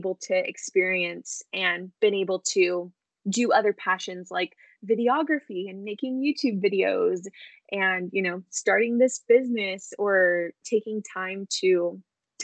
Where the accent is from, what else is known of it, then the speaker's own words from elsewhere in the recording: Southern California, United States; I'm from California, Southern California, born and raised here, never lived anywhere else.